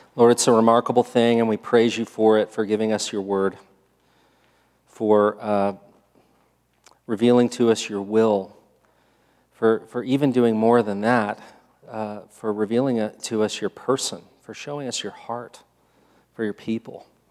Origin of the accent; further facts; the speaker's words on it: United States; I'm American.